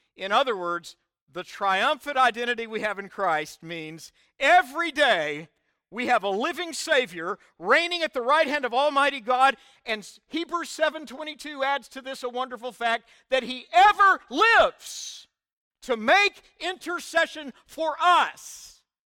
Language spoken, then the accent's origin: English; Oklahoma, United States; I was born in Oklahoma. I'll always be an Okie in my D N